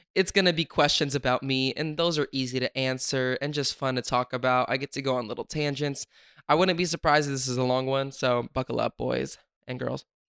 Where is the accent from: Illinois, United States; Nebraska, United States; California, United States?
California, United States; Sacramento; I'm from Sacramento